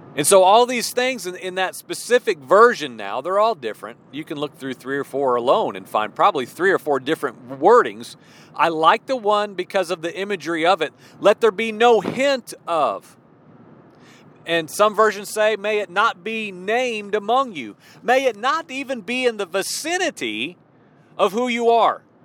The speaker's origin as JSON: {"language": "English", "region": "Illinois", "country": "United States", "tie": "born or raised there", "also_born_or_lived": "Midwest / Virginia", "moved": "as an adult", "lives_now": "southwestern Virginia, United States", "said": "I spent 20 some years in the Midwest. You know, I grew up in Illinois"}